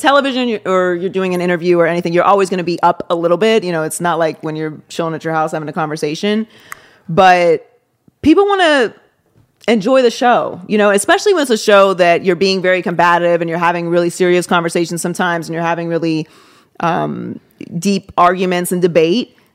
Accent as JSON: {"language": "English", "town": "Pittsburgh", "region": "Pennsylvania", "country": "United States", "tie": "born or raised there", "also_born_or_lived": "Miami", "moved": "as an adult", "lives_now": "Los Angeles, United States", "said": "I was born and raised in Pittsburgh."}